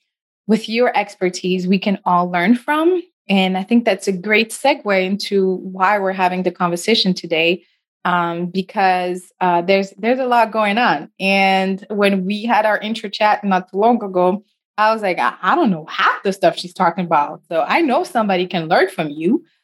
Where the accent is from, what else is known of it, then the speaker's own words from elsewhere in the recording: United States; especially as American, we like to focus on here.